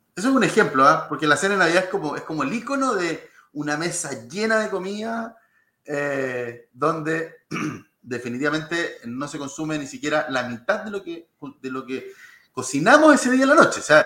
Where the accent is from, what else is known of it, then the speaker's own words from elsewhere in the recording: Lolol, O'Higgins, Chile; also born or lived in Santiago; nací en Santiago, pero, pero desde, desde muy chiquitito en Lolol, en la sexta región.